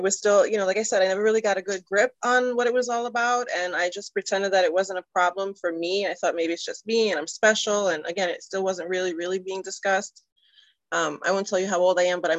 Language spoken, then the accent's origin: English; New York City, New York, United States; moved away as an adult; also born or lived in Delaware County, Pennsylvania; I'm originally from New York City